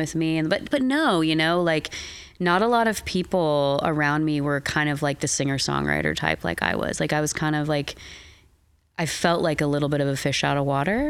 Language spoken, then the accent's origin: English; Eugene, Oregon, United States; now in Portland, United States; I grew up in Eugene, Oregon